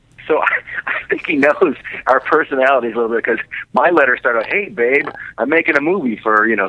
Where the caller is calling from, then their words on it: Kansas City, United States; from Kansas City.